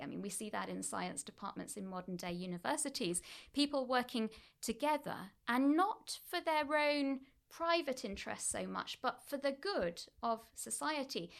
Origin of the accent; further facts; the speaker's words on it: Oldham, North West England, United Kingdom; moved away; I grew up in Manchester, actually East Manchester, a town called Oldham